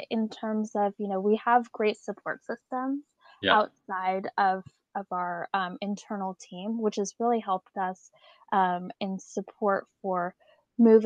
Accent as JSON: {"language": "English", "town": "Alameda", "region": "California", "country": "United States", "tie": "born or raised there", "said": "I grew up in Alameda, a small island right outside of San Francisco"}